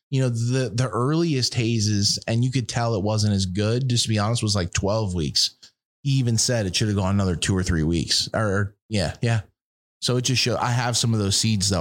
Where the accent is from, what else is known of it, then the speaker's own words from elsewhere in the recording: East Coast, United States; I'm from the East Coast